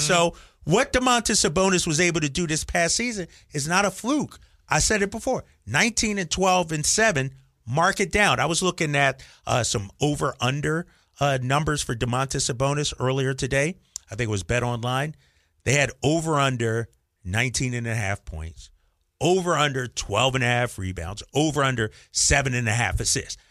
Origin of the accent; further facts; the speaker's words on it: Philadelphia, Pennsylvania, United States; moved away; also born or lived in Boston; as a young kid growing up in Philadelphia